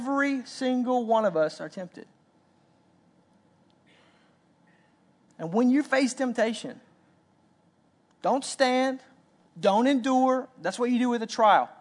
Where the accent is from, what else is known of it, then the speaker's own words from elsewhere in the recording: Arkansas, United States; I'm from Arkansas